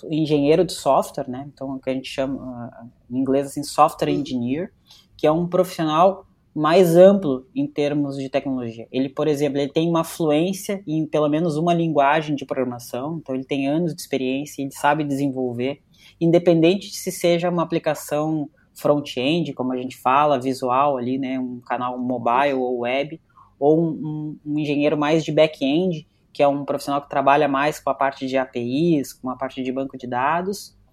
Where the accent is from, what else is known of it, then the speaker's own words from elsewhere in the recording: Porto Alegre, Rio Grande do Sul, Brazil; now in São Paulo, Brazil; Eu saí de Porto Alegre, fui para São Paulo para justamente ganhar mais.